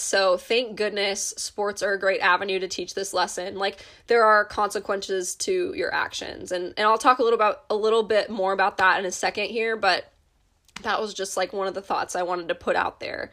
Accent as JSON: {"language": "English", "country": "United States", "said": "As an American"}